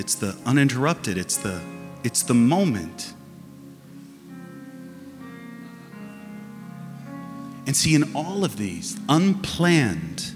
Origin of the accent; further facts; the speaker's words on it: Massachusetts, United States; And we're from Massachusetts, and we put storm windows on our windows